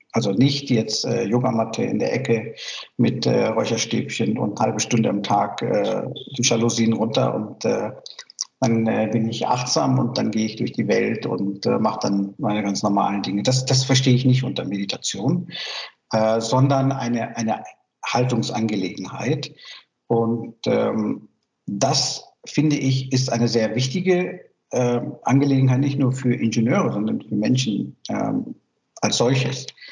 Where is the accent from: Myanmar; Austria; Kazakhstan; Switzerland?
Myanmar; German is a second language; now in Germany; ich komme aus Burma